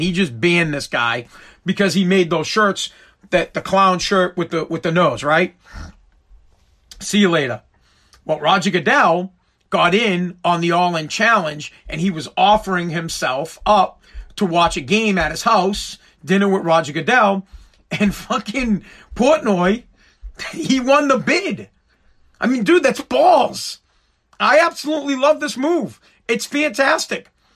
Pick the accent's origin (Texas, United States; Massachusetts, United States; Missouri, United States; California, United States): Massachusetts, United States; I'm from Mass, I talk about Boston stuff and Patriots